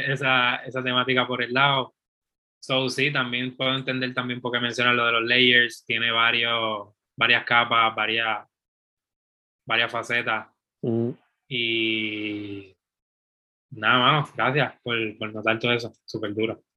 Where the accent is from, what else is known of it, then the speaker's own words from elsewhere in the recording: Puerto Rico; de donde yo soy, de Ponce a Arecibo